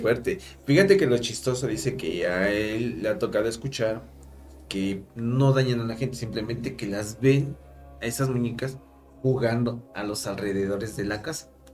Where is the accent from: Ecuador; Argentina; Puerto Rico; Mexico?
Mexico; como mexicanos